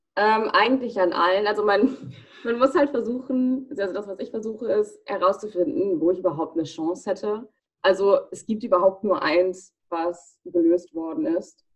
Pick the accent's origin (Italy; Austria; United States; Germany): United States; Ich bin in den USA geboren, ich bin 20 Jahre alt.